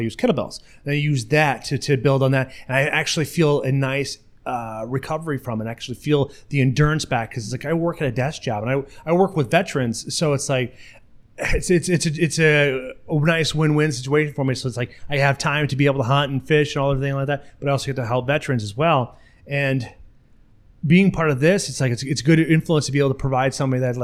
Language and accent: English; La Crosse, Wisconsin, United States; I'm from La Crosse, so I'm able to go to Grand Nance Bluff